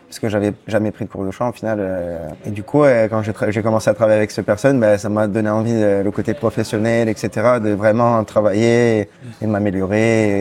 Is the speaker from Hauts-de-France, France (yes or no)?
no; Bastia, Corsica, France; Je viens de Bastia. Je suis né à Bastia